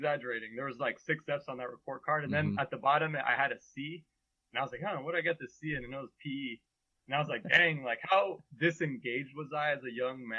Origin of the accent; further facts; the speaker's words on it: Bay Area, California, United States; moved away as an adult; also born or lived in Massachusetts; So I grew up in the Bay Area. My parents were both Mexican immigrants. So I'm first generation.